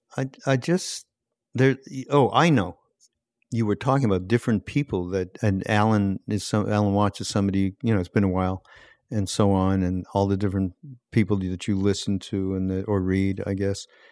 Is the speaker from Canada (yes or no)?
yes; Montreal, Quebec, Canada; I grew up in Montreal, and I grew up with French Canadians